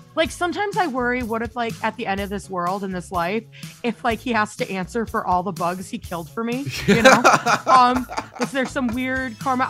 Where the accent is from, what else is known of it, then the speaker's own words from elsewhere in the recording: the South, United States; now in Vancouver, United States; I grew up in the South where there are ginormous bugs